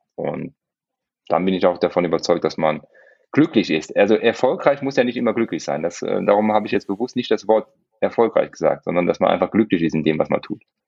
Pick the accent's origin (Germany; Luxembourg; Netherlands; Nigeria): Luxembourg; ich bin Luxemburger